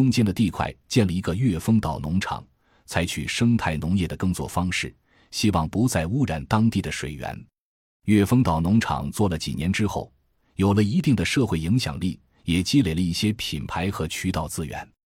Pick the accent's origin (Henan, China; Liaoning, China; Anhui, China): Anhui, China; Wuhu; 因为我的老家在安徽芜湖，从昆山坐高铁三个小时就可以到家。